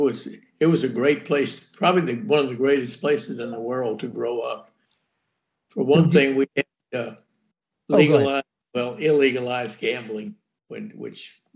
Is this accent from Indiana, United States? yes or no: no; Galveston, Texas, United States; Born and raised here in Galveston.